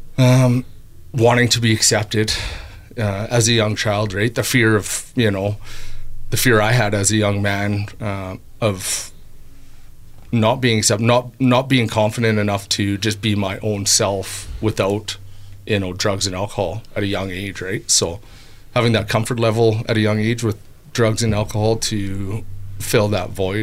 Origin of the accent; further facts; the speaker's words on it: Brooks, Alberta, Canada; growing up in Brooks